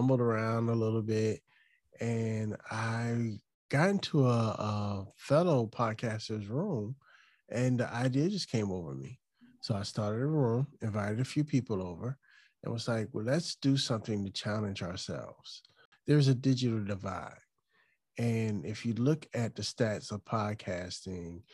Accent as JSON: {"language": "English", "town": "Chesapeake", "region": "Virginia", "country": "United States", "tie": "born or raised there", "lives_now": "Hampton, United States", "said": "I actually grew up on a line in Chesapeake, but we were right there. I grew up in a neighborhood called Camelot."}